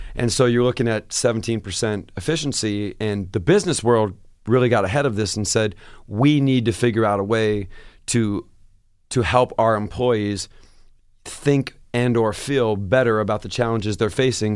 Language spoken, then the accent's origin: English; Seattle, Washington, United States; moved away as an adult